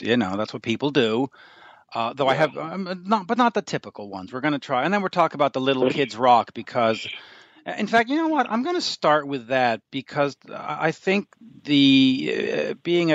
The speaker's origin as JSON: {"language": "English", "country": "Canada", "said": "I'm Canadian"}